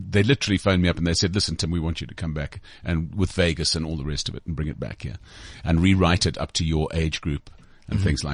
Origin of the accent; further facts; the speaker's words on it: Sandton, Gauteng, South Africa; I'm live at the Balalaika in Sandton, which is my hometown